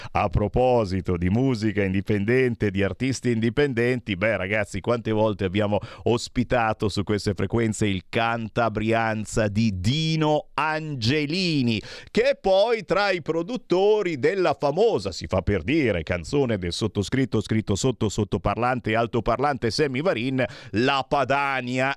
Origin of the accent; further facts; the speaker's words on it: Cassano Magnago, Lombardy, Italy; nella mia Cassano Magnago, in provincia di Varese